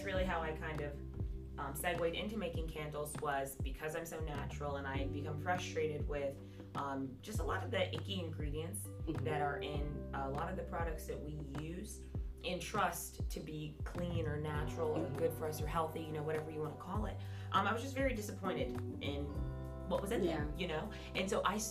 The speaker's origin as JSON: {"language": "English", "town": "Jacksonville", "region": "Florida", "country": "United States", "tie": "born or raised there", "said": "born and raised in Jacksonville"}